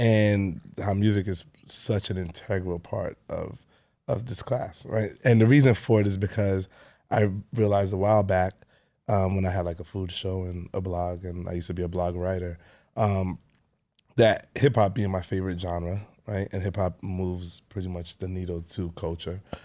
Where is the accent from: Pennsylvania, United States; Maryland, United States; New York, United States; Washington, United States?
New York, United States; New York City; I grew up in Canarsie, um, my whole life